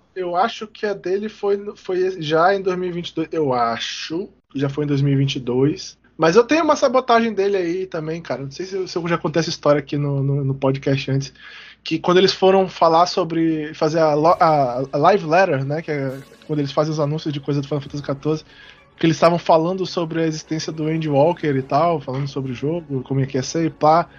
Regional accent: Brazil; eu sou brasileiro

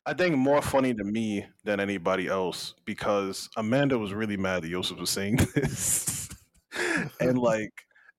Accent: Jamaica; as a Jamaican

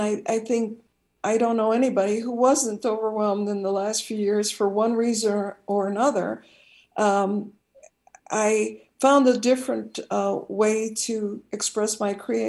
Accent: Chicago, Illinois, United States; my hometown of Chicago

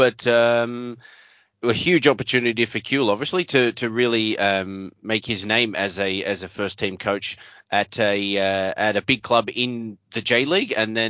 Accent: Australia; Obviously, as an Australian and a Liverpool supporter

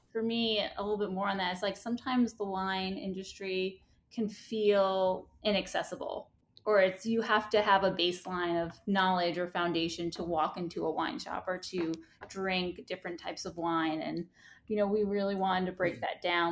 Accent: New York City, New York, United States; born and raised in Staten Island

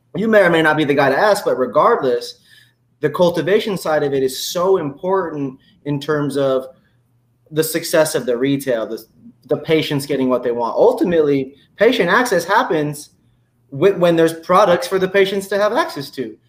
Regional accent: Indiana, United States; I grew up in Indiana. Even me growing up in Indiana

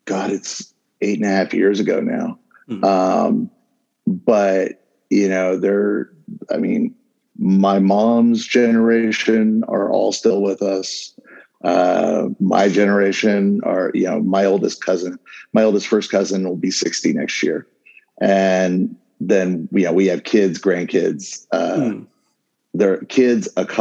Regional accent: Southern California, United States; growing up in Southern California

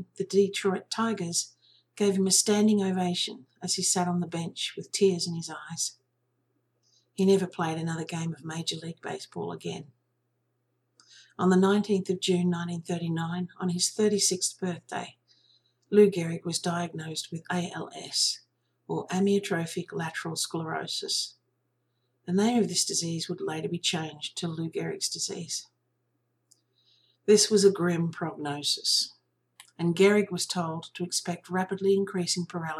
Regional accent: Australia; I'm an Australian

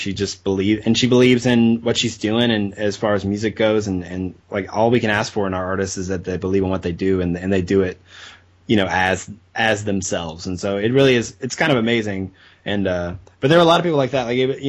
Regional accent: Arkansas, United States; I got to actually go and travel to where they were playing near my hometown in Arkansas

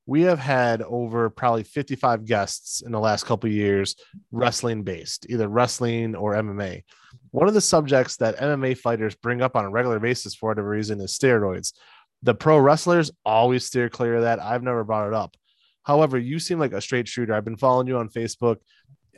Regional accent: United States; We're American

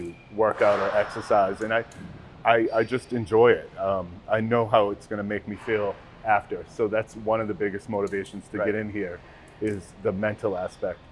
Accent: Portland, Maine, United States; also born or lived in Newton, Massachusetts; I grew up in the Portland area, Munjoy Hill mostly. Bayside, went to Portland schools

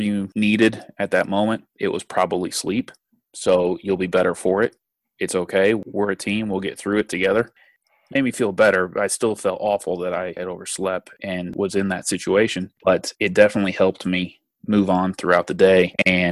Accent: Indianapolis, Indiana, United States; I am from Indianapolis

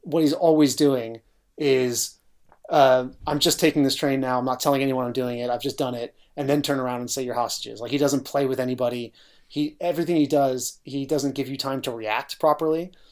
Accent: New York City, New York, United States; as a New Yorker

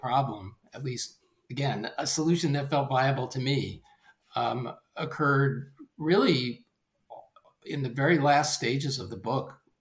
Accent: the South, United States; I'm from the South myself

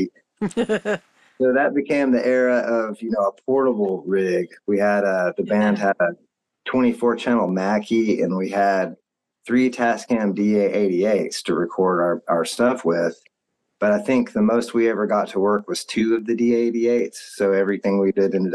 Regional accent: Texas, United States; I'm from Texas

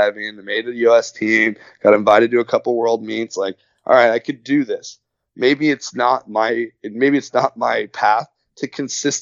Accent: Orange County, California, United States; I grew up in Orange County

